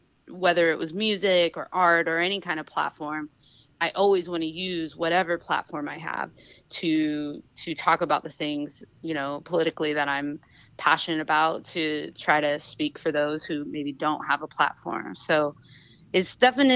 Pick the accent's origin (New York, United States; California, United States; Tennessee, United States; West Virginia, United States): California, United States; Sacramento; moved away as an adult; also born or lived in Oakland; now in Los Angeles, United States; I'm from Sacramento, but I have lived in Oakland for years. I live in LA now